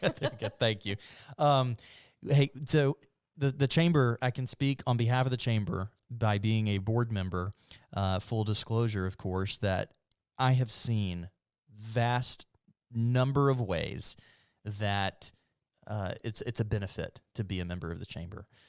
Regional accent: Mobile, Alabama, United States; moved away; I'm from Mobile

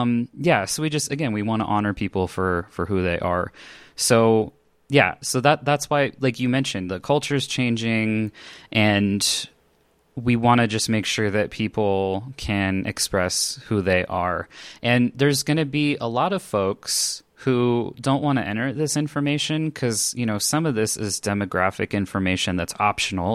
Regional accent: Los Angeles, California, United States; now in Denver, United States; I grew up in Los Angeles, California, but these days I'm in Denver, Colorado, in the States.

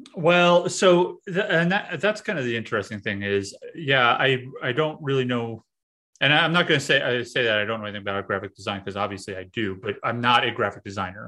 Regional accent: New York City, New York, United States; moved away as an adult; also born or lived in central Pennsylvania; I'm from New York City

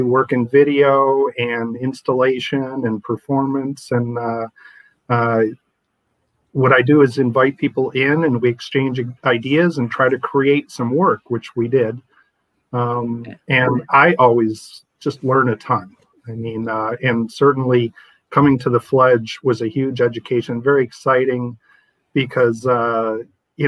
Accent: Port Huron, Michigan, United States; moved away as an adult; also born or lived in Kalamazoo, Michigan / Lansing, Michigan; I consider myself a native Michigander in exile. I had to come here for work. I was born in Smith's Creek, which is outside of Port Huron. Went to high school in Port Huron.

